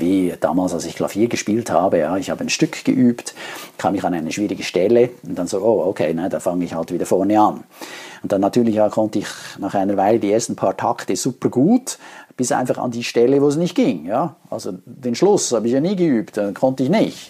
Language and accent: German; Switzerland; Bei uns in der Schweiz